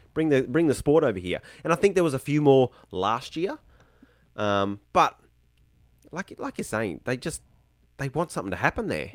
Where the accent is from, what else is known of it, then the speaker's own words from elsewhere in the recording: Brisbane, Queensland, Australia; moved away as an adult; now in Tasmania, Australia; I grew up in Queensland, Brisbane, so north hot